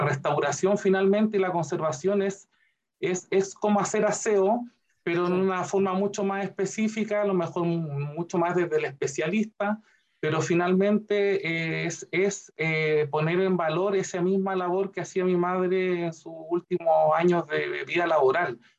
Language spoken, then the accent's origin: Spanish; Curicó, Maule, Chile; Yo me fui nacido y criado en Curicó, mi ciudad natal